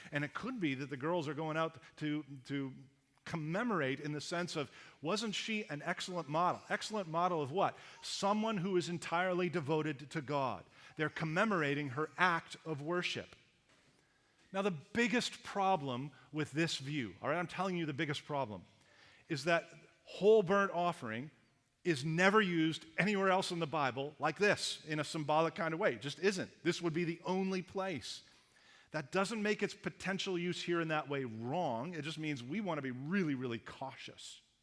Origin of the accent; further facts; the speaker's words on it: Canada; accent: Canadian; moved away as an adult; also born or lived in Los Angeles; I had a distinct accent, being a Canadian, that I was not aware of till I went down to the Americans